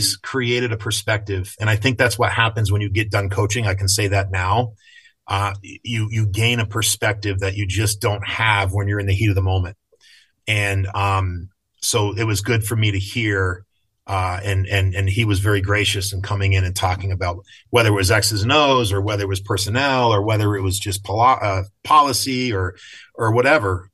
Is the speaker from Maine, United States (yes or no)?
no; Craftsbury, Vermont, United States; I was in high school, even though I was from Craftsbury